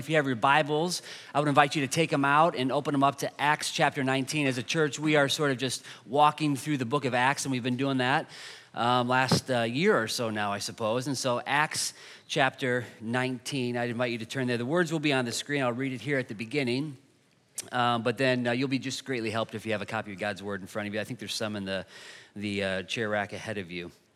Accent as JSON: {"language": "English", "town": "Dubuque", "region": "Iowa", "country": "United States", "tie": "born or raised there", "moved": "as an adult", "lives_now": "Iowa City, United States", "said": "I'm originally from Dubuque"}